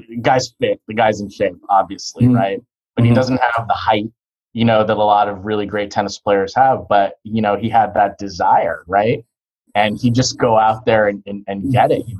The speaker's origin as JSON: {"language": "English", "region": "Southern California", "country": "United States", "tie": "born or raised there", "said": "I grew up in Southern California"}